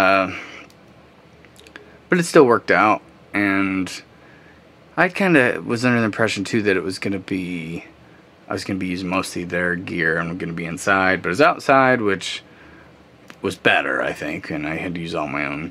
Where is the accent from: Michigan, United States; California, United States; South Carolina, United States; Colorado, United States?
Michigan, United States; Pontiac; Pontiac's my hometown